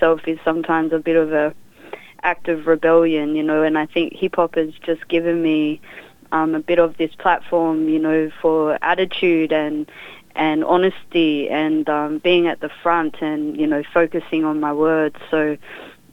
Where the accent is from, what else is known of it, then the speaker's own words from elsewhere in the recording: Tasmania, Australia; which is what we call Tasmania here, and I sing that in my native language, which is called Palawakani